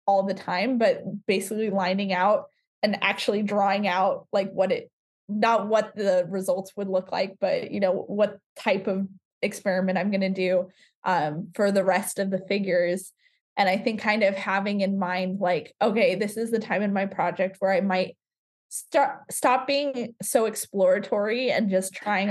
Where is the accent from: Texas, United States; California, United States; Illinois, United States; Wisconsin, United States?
California, United States; Southern; Growing up in Southern California